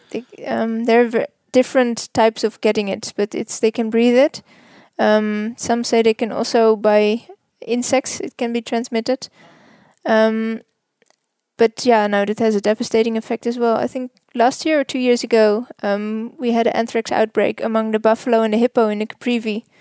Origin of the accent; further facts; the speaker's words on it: Netherlands; moved away as an adult; now in Namibia; I am from Holland